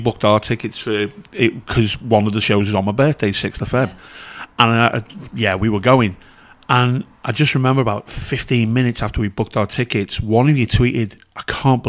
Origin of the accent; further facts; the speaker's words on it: Liverpool, North West England, United Kingdom; with Scousers, you'll find us in pretty much one of three places: here, Southern Ireland, or the Costa del Liverpool.